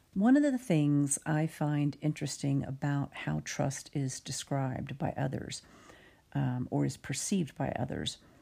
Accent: United States; I'm an American with a decidedly American viewpoint

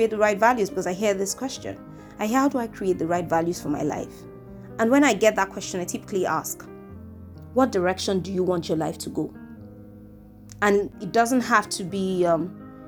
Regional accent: Nigeria; I'm from Nigeria.

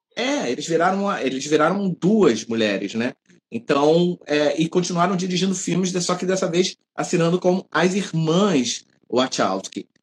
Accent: Rio de Janeiro, Brazil; accent: carioca; nós somos cariocas pelo sotaque

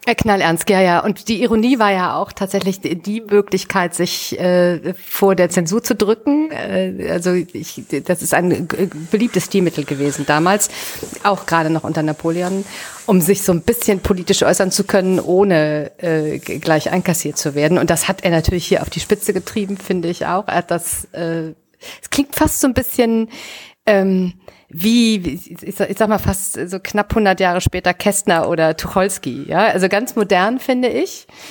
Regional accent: Düsseldorf, North Rhine-Westphalia, Germany; born or raised there

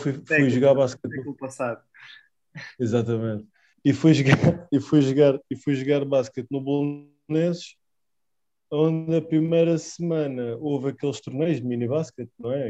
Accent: Lisbon, Portugal; also born or lived in Spain; 1988, nasci em Lisboa. Nascido e criado em Lisboa, na Alameda, precisamente

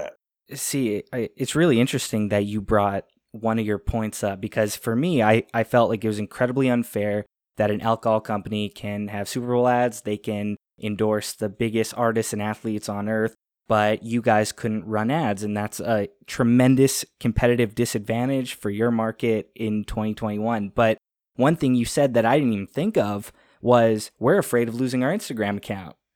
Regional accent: Canada; I'm a Canadian. I'm 26

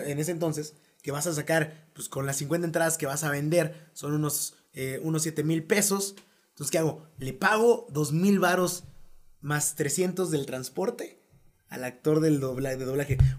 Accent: Mexico; accent: Mexican

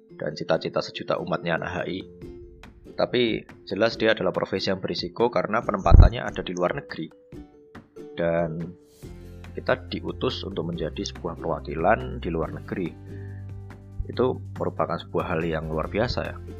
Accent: Java, Indonesia; kita orang Jawa

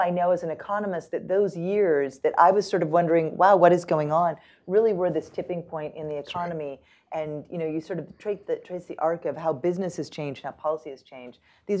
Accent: Washington, United States; I grew up in Washington State, and my dad was a machinist at the Everett Boeing plant where they made the Boeing 747s.

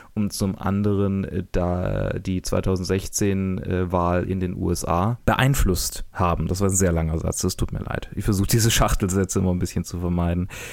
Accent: Germany; als ähm, Deutscher

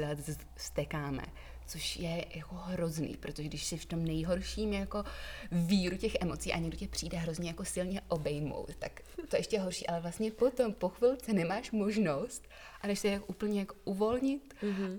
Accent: Prague, Czechia; moved away as an adult; also born or lived in England; now in Czech Republic; potom jsem vyrůstala na Praze 7, kam jsem chodila i do školy a než jsem odjela do Anglie

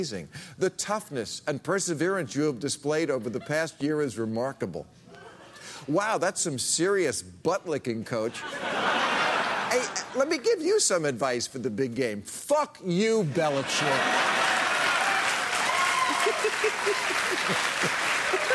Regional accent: New Jersey, United States; I'm from New Jersey

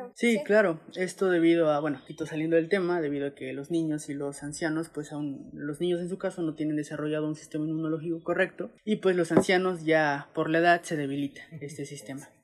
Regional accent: Mexico; siendo mexicanos, siendo que vivimos en una zona

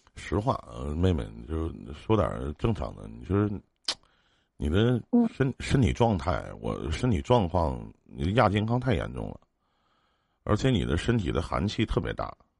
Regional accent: Northeast China, China; 我们东北这边

